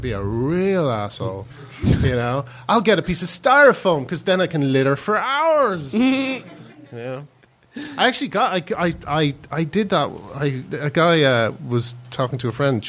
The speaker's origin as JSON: {"language": "English", "country": "Ireland", "also_born_or_lived": "London", "moved": "yes", "lives_now": "England", "said": "I being Irish"}